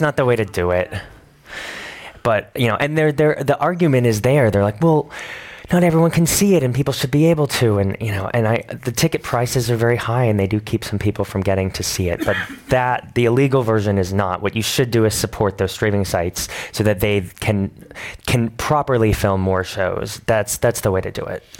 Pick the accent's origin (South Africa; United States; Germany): United States; New York City, New York; I moved to New York when I was nine. I lived there since then.